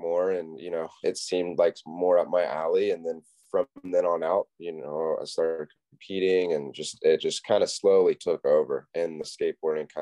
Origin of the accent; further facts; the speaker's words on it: Wrightsville Beach, North Carolina, United States; I was born and raised in Wrightsville Beach, North Carolina